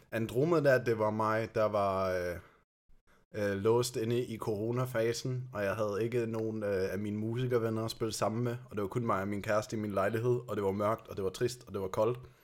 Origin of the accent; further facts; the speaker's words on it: Germany; Danish is a second language; now in Denmark; jeg kommer faktisk fra Tyskland